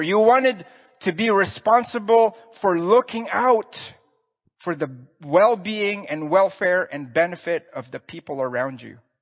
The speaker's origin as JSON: {"language": "English", "country": "Philippines", "tie": "born or raised there", "moved": "yes", "said": "I'm Filipino, born and raised there."}